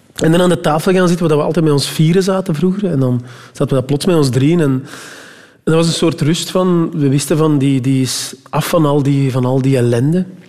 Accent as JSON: {"language": "Dutch", "area": "Meetjesland", "region": "Flanders", "country": "Belgium", "said": "bij ons in het Meetjesland"}